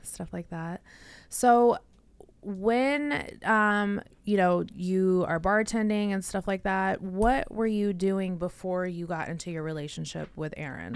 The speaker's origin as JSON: {"language": "English", "town": "Las Vegas", "region": "Nevada", "country": "United States", "tie": "born or raised there", "said": "I grew up in Vegas"}